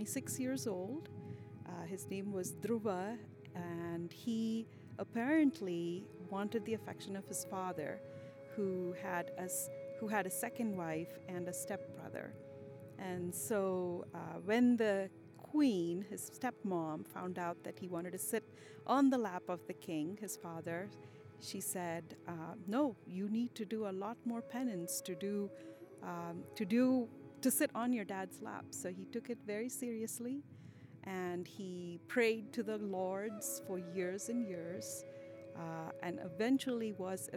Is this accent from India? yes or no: yes; India; moved away as an adult; now in Utah, United States; I am born and raised in India